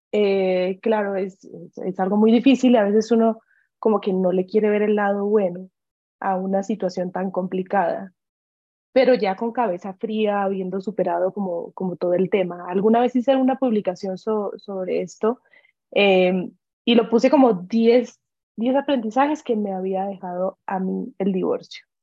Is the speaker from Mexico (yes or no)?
no; Ecuador; also born or lived in Colombia; empezando por el que, bueno, soy colombiana y me vine a vivir muy chiquita a Ecuador, a pesar de que son dos culturas muy parecidas